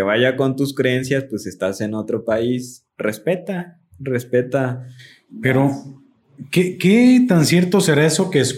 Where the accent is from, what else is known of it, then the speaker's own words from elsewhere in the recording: Mexico; así somos los mexicanos